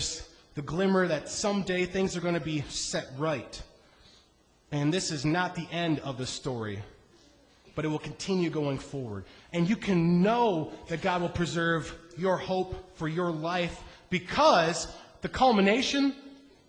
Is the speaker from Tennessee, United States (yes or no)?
no; Iowa, United States; I grew up in Iowa.